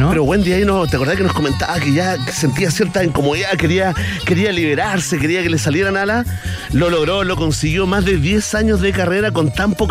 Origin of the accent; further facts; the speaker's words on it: Chile; somos chilenos y nos quejamos de todas las cosas posibles.